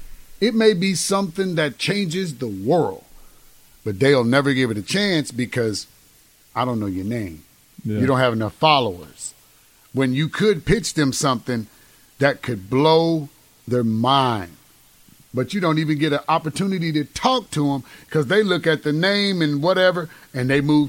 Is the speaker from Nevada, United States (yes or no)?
no; Cleveland, Mississippi, United States; Yeah, man. Cleveland.